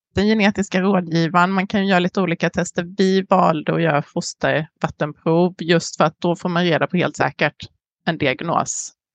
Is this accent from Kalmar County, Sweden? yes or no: yes; Emmaboda, Kalmar County, Sweden; moved away as an adult; also born or lived in San Diego, California, United States; now in Southern California, United States; litet samhälle i Småland växte jag upp